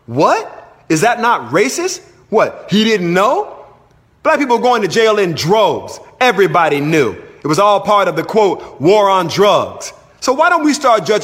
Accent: Mobile, Alabama, United States; I'm from Mobile, Alabama in the deep south.

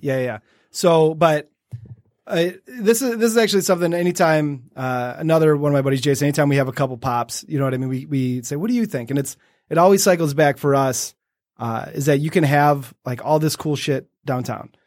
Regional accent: Detroit, Michigan, United States; it's my hometown. It's what I love

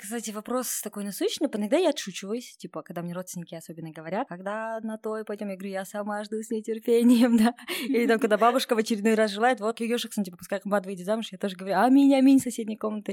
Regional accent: Kokshetau, Akmola Region, Kazakhstan; я сама из Кукштау, мои ровесники уже замужем

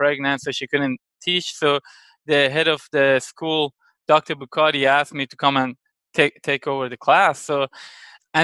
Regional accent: Iran; moved away as an adult; also born or lived in Lafayette, Louisiana; now in United States; I grew up in Iran for most part, you know, so I came to US when I was like 20-ish

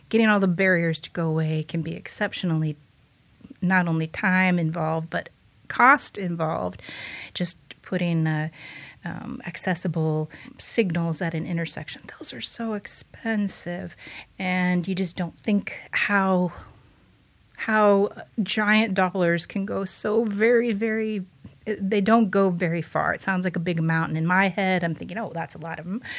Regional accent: Bloomington, United States; I'm initially from Bloomington, lived here for a very long time, but then I've lived all around different different states.

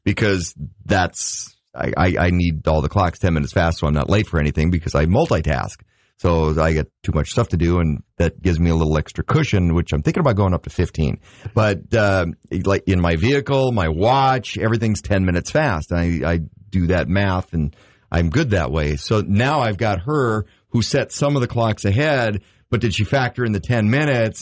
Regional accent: Grand Forks, North Dakota, United States; growing up in Grand Forks

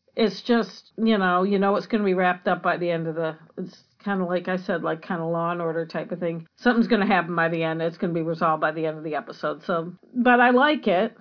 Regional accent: United States; as an American

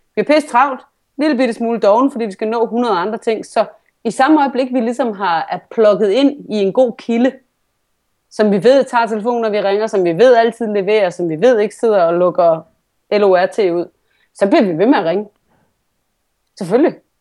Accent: Vejle, Southern Denmark, Denmark; moved away; jeg kommer fra Vejle

